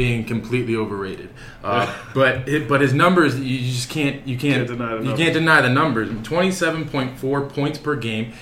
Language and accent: English; Detroit, Michigan, United States; I grew up in Detroit